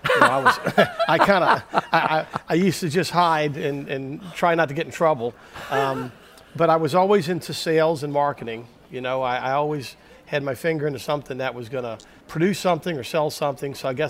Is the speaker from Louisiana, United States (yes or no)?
yes; New Orleans, Louisiana, United States; I'm born and raised in New Orleans